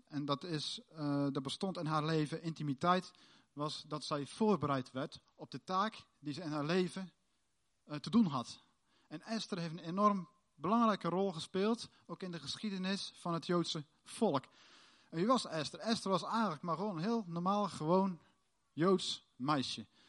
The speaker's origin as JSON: {"language": "Dutch", "country": "Netherlands", "said": "wij als Nederlanders"}